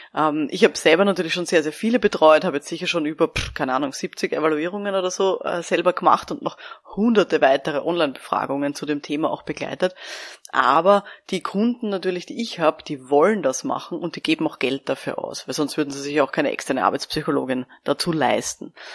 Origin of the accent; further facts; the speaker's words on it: Austria; bei uns in Österreich